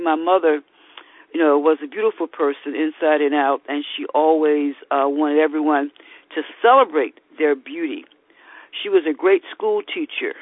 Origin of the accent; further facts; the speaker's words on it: Alcoa, Tennessee, United States; now in Baltimore, United States; That's where I was born and raised in Alcoa, Tennessee, near the Great Smoky Mountains